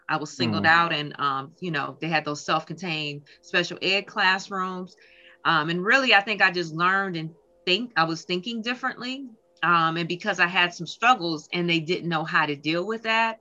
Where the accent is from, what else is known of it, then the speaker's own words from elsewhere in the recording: Minneapolis, Minnesota, United States; moved away as an adult; now in Detroit, United States; I grew up actually in Minneapolis, Minnesota. I moved here to Detroit, Michigan, probably about 15 years ago